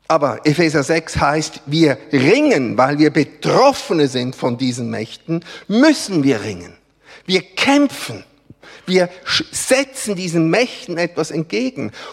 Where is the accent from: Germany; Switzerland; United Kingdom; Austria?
Switzerland; Gott sei Dank sind wir Schweizer nicht die Einzigen, die Gott repräsentieren.